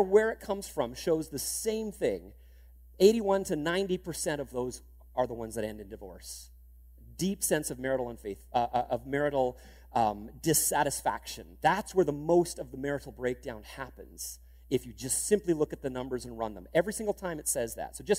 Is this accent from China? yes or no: no; Canada; being Canadian